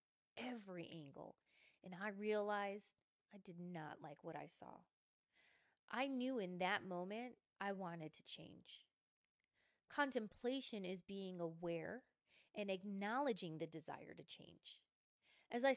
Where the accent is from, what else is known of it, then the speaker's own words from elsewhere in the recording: Midwest, United States; I'm from the Midwest. I'm calling it pop.